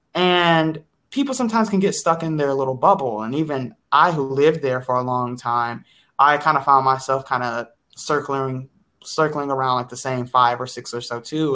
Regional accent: Detroit, Michigan, United States; moved away as an adult; also born or lived in Chicago; I am from the Metro Detroit area, born and raised.

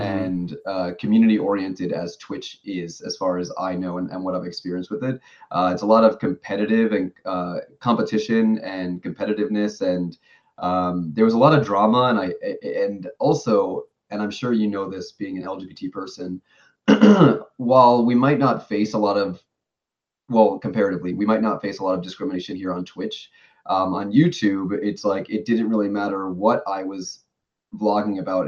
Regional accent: New York, United States; moved away as an adult; now in Tokyo, Japan; I've been living in Japan for six years now, but I'm originally from New York.

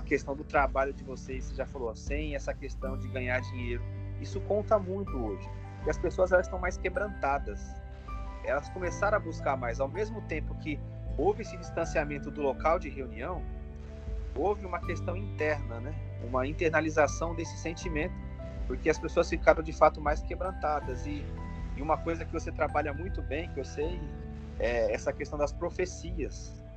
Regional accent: Duque de Caxias, Rio de Janeiro, Brazil; eu sou aqui do Rio de Janeiro, da região de Duque de Caxias, Baixada Fluminense.

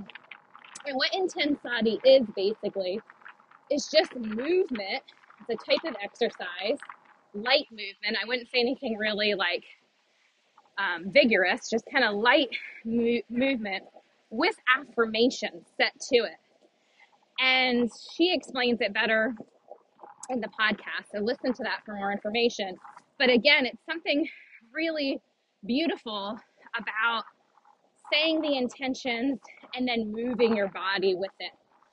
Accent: East Coast, United States; I'm from the East Coast

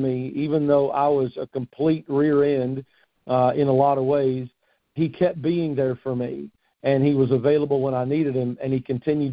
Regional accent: Fort Knox, Kentucky, United States; moved away as an adult; now in Morehead City, United States; I grew up around Fort Knox.

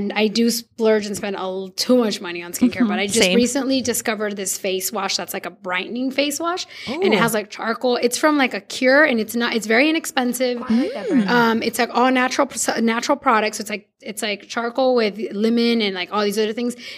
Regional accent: Sinaloa, Mexico; I'm from Sinaloa, where we have the best vampiros

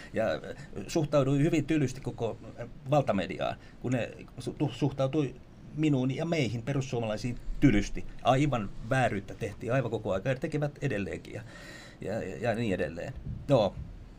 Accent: Vantaa, Uusimaa, Finland; synnyi tuolla, täällä lähellä. Silloinen Helsingin maalaiskunta, Rekola, Asola, nykyistä Vantaata. Ja, ja, tota, ja tota, noin, niin siellä elin hyvinkin pitkään, sitten koulut kaikki siellä

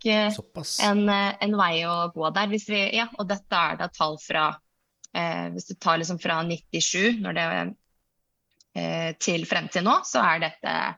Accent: Iceland; Norwegian is a second language; moved away as an adult; now in Norway; Jeg kommer fra Island

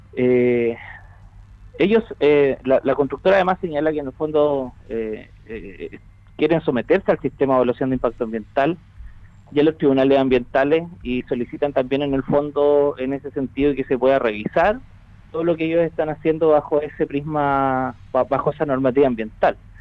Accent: Chile; como chilenos

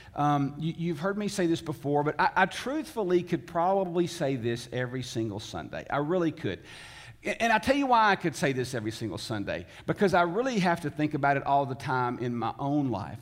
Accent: Tennessee, United States; I was born in the South. I was born in Tennessee. I was raised by Southern parents

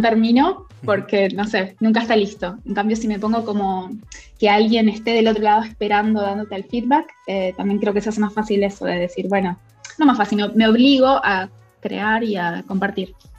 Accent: Rosario, Santa Fe, Argentina; moved away as an adult; also born or lived in Cañada de Gómez, Argentina / Barcelona, Spain; now in London, United Kingdom; soy de Argentina, soy de, eh, nací en Cañada de Gómez, eh, viví en Rosario mucho tiempo, es, lo que en Argentina le llaman el interior, pero bueno, es, una provincia em, Santa Fe

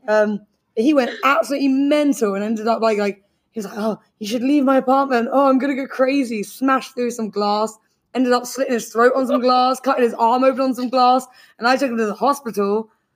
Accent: London, United Kingdom; now in Beijing, China; I'm from London

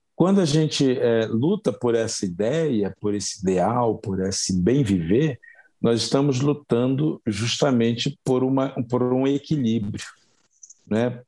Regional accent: Brazil; a gente se constituir como, como, como brasileiros

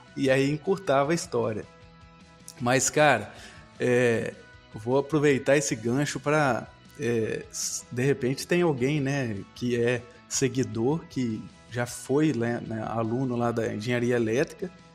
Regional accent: Guaçuí, Espírito Santo, Brazil; moved away as an adult; also born or lived in Viçosa, Minas Gerais; a minha cidade natal é Guaçuí, no

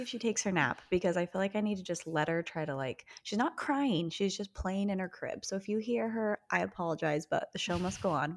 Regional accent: Utah, United States; We are sisters who were born and raised in Utah

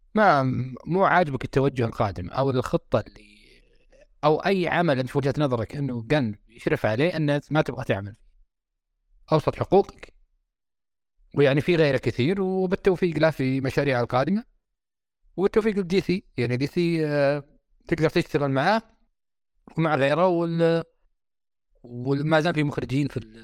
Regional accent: Saudi Arabia; عندنا في السعوديه

